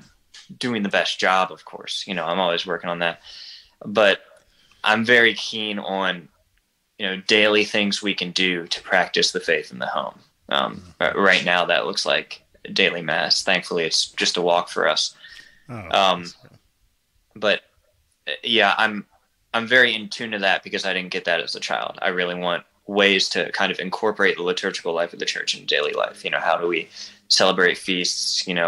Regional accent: Baltimore, Maryland, United States; I'm from Baltimore and she's from McEwen, about an hour west of Nashville.

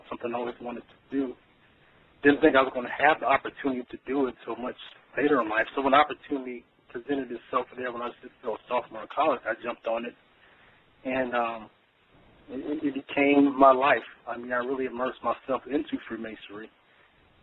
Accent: Warren, Ohio, United States; also born or lived in Dayton, Ohio; I was born in 1972 in Warren, Ohio, like you said. Graduated from Warren G. Harding High School there in 1991

